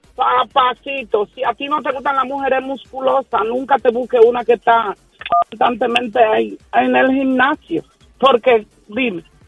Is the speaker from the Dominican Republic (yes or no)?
yes; Santo Domingo, Dominican Republic; moved away; En mi país, en Santo Domingo